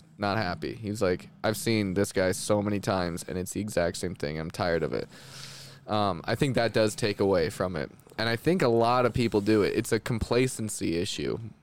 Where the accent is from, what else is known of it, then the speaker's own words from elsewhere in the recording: Winnipeg, Manitoba, Canada; also born or lived in Los Angeles; now in Utah, United States; I'm from Canada, so I'm from Winnipeg, which is like dead center of Canada.